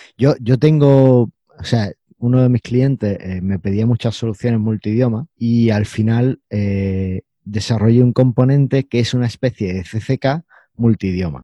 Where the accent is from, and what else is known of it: Spain; first language Spanish